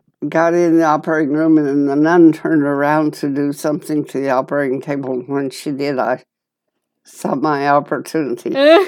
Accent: Gillette, Wyoming, United States; when I was 5, we moved from Gillette, Wyoming, out on a homestead, 40 miles from Gillette.

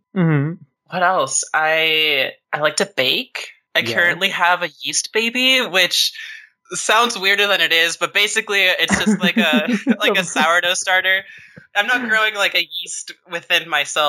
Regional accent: small town outside Portland, Oregon, United States; also born or lived in Costa Rica; I immigrated to the United States with my mother when I was about 4 years old. Mm-hmm. We moved to a it's not really even a suburb. It's just kind of like a small town outside of Portland, mm-hmm. Portland, Oregon.

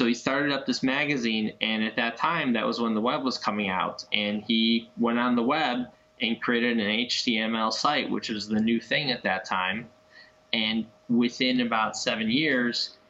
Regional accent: Chicago, Illinois, United States; I am born and bred in Chicago

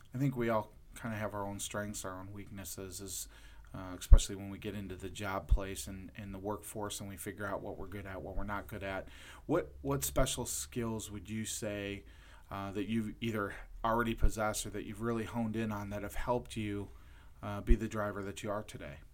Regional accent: Lorain, Ohio, United States; I'm originally from Lorain, Ohio

